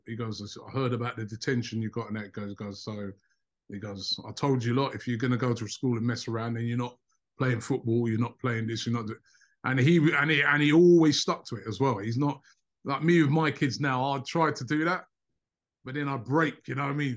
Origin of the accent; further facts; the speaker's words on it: Luton, East of England, United Kingdom; also born or lived in London; I was born in London. Um, grew up for most of my um my childhood in Luton, which is um a town just about 30 miles outside of London. That's where I went to school.